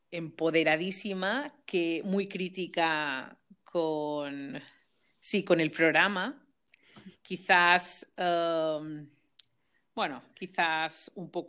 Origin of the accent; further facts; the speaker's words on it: Balearic Islands, Spain; now in Germany; siempre tengo que especificar aquí cuando estoy en Alemania mm, que, soy de Mallorca y que todavía es, todavía es España, ¿no?